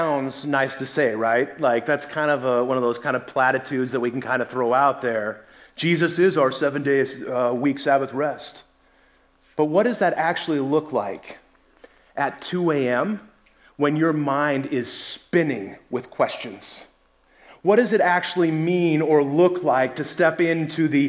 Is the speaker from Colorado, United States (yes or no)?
yes; Colorado, United States; moved away; also born or lived in North Carolina; I grew up in Colorado